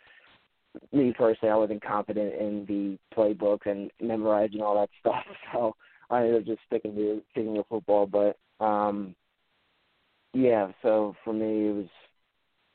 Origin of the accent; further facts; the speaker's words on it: Levittown, Pennsylvania, United States; I'm from Levittown, Pennsylvania, which is about 20 to 25 minutes away from outside of Philadelphia. Life here has been good. My parents basically raised me